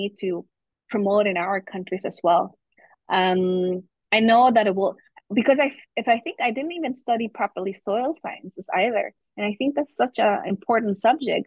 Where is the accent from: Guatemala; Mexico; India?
Guatemala; first language German; English is a second language; moved away as an adult; also born or lived in Germany / United Kingdom; now in Canada; I was raised very, very young in Germany, but then I grew up in Guatemala, and my school years were really in Guatemala